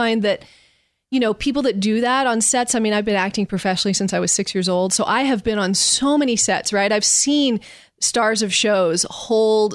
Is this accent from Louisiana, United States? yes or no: no; Los Angeles, California, United States; also born or lived in Texas; I was raised here from the time I was five.